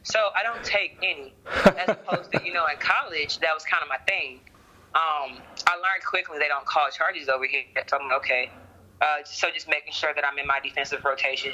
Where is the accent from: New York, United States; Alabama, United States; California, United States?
Alabama, United States; moved away as an adult; also born or lived in Nashville, Tennessee; now in Czech Republic; obviously I'm from Alabama